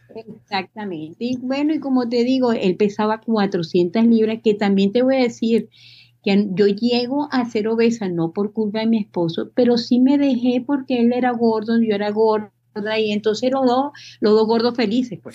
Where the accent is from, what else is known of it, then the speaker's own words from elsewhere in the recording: Venezuela; moved away as an adult; also born or lived in Miami, United States; now in Texas, United States; Soy venezolana, nacida en Miami, este, tengo, este, bueno, viví toda mi vida en Venezuela